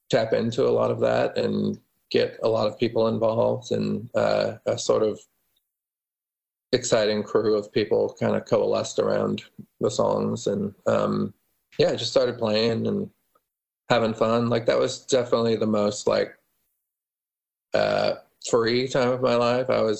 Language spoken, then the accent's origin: English; Omaha, Nebraska, United States; born there; I was born in Omaha.